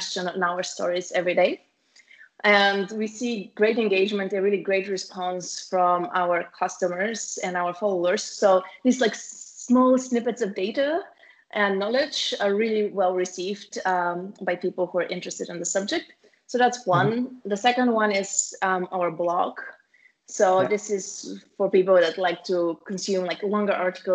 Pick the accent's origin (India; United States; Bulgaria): Bulgaria; our hometown, so both me and my sister, the founders of the company, we are from Bulgaria